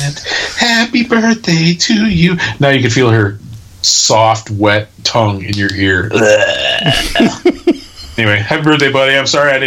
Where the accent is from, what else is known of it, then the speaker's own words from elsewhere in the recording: Wisconsin, United States; I was in Wisconsin